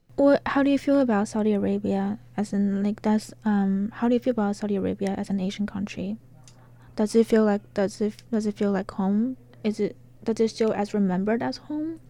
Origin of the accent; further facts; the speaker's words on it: China; moved away as an adult; now in Arkansas, United States; I'm from China.